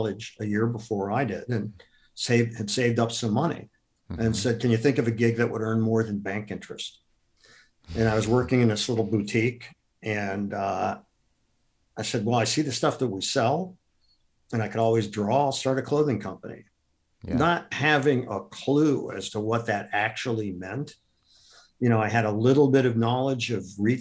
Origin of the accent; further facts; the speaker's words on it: Akron, Ohio, United States; I grew up in Akron, Ohio